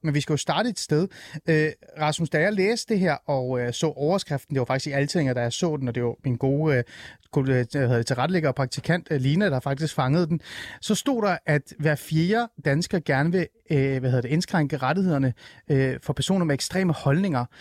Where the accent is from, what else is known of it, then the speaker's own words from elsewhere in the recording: Iran; now in Denmark; jeg er jo oprindeligt fra Iran. Vi er jo flygtet fra det, det iranske præstestyre